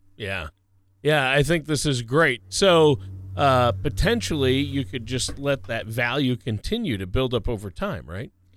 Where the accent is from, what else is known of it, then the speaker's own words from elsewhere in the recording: Minnesota, United States; home state of Minnesota